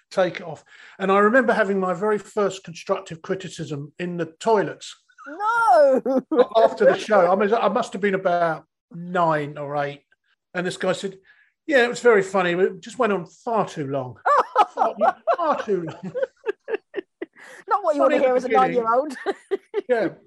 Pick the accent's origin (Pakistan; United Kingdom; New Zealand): United Kingdom; Bognor Regis, South East England; accent: Mockney; I'm from yeah. Bognor. I'm from Bognor. I'm a total, total, total Mockney.